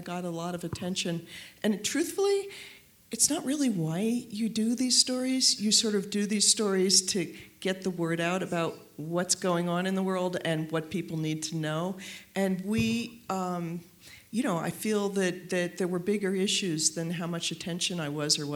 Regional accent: New York City, New York, United States; also born or lived in Washington; I'm a New Yorker

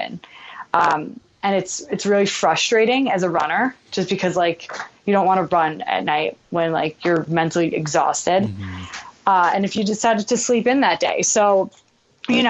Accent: New York, United States; I'm from New York

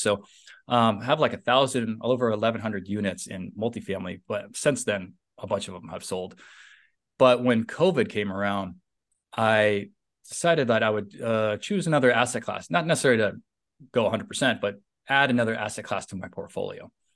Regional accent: San Francisco Bay Area, Northern California, United States; now in Southern California, United States; I live in Southern California, although I'm from Northern California, the San Francisco Bay Area

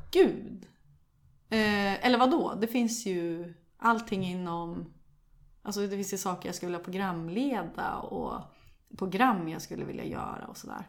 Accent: Sundsvall, Västernorrland County, Sweden; jag kommer från Sundsvall

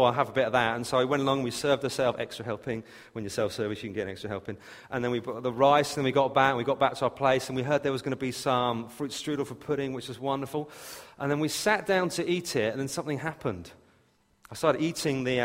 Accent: England, United Kingdom; I'm so English

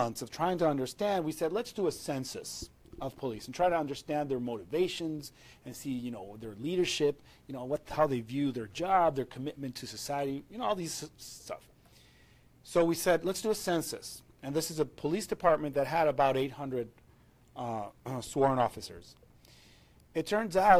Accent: Venezuela; I'm from Venezuela, I live in Caracas

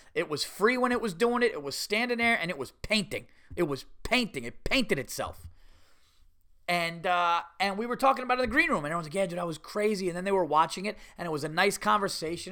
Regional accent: United States; I'm an American.

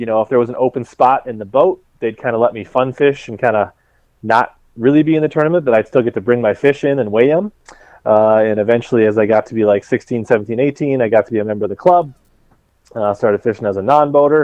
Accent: Columbia Heights, Minnesota, United States; also born or lived in Lakeville, Minnesota; I grew up in the north suburbs up around like Columbia Heights, Ridley area

